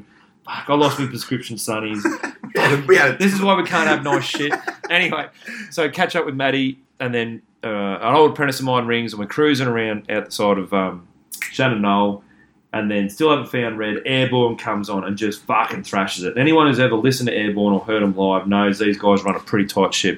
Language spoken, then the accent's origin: English; Cobar, New South Wales, Australia; I'm from Cobar